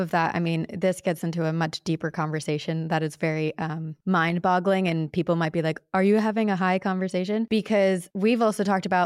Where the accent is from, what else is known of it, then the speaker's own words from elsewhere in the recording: Princeton, New Jersey, United States; I grew up in like Princeton, New Jersey